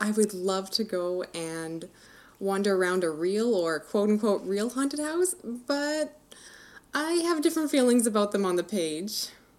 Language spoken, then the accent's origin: English; Canada; full disclosure, I'm Canadian over here.